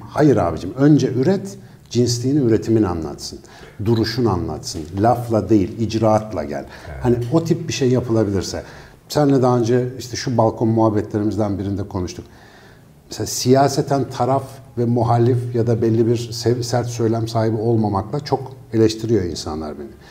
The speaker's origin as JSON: {"language": "Turkish", "region": "Ankara", "country": "Turkey", "tie": "born or raised there", "said": "benim büyüdüğüm yerde mesela Ankara Etlik'te"}